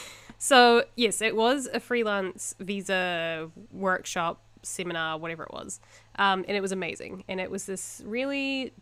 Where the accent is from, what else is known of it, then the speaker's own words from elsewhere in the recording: Invercargill, Southland, New Zealand; now in Japan; I grew up in this tiny little town called Invercargill. It's not tiny. It's like, 50,000 people?